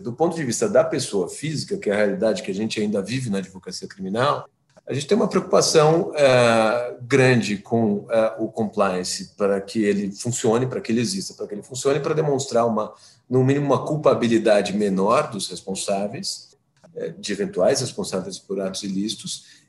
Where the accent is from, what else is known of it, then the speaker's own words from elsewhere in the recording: São Paulo, Brazil; eu sou de São Paulo